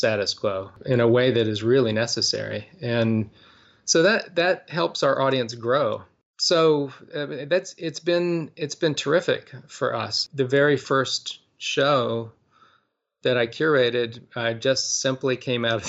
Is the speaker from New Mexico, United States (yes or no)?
no; Winston-Salem, North Carolina, United States; now in Durham, United States; I grew up in Winston-Salem, North Carolina